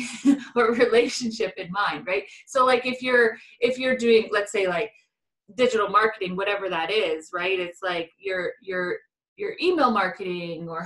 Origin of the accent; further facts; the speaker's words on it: Canada; I'm Canadian